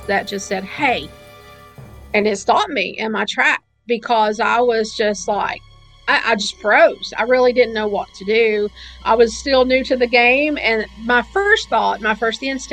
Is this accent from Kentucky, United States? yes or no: yes; Kentucky side, United States; also born or lived in Williamson, West Virginia; I was born in West Virginia, but I was raised on the Kentucky side.